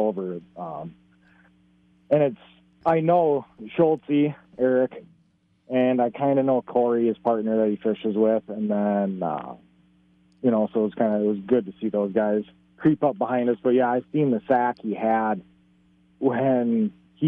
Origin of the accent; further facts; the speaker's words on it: Excelsior, Minnesota, United States; In Excelsior, pretty like about a mile out of Excelsior, in between Carson's Bay and St. Albans Bay. Pretty much fished out here my entire life